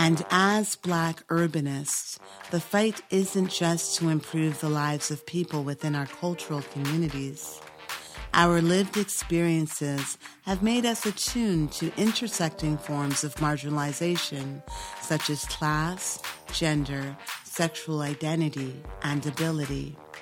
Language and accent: English; Toronto, Ontario, Canada; we're both from Toronto